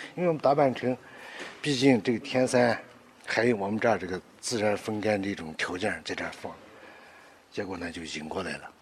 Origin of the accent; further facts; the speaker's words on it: Dabancheng, Xinjiang, China; 我们是，确确实实在这儿长大的